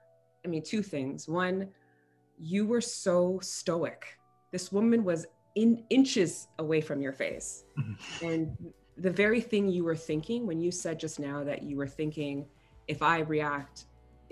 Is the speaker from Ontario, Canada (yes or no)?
yes; Toronto, Ontario, Canada; both of us were from Rexdale